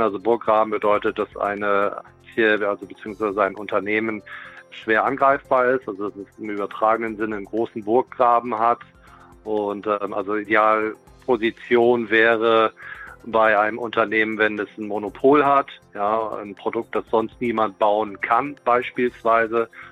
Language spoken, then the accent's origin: German; Germany; als Deutsche